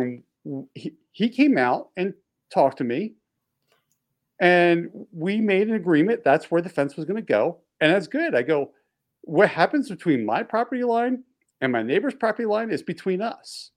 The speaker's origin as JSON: {"language": "English", "area": "East Coast, Baltimore D.C. area", "region": "Mid-Atlantic", "country": "United States", "tie": "born or raised there", "said": "I grew up on the East Coast. We had nor'easters roll through where we get snowstorms, and when snowstorms used to roll through, especially when you're in the in the um, like the Baltimore D.C. area, this, the Mid Atlantic area"}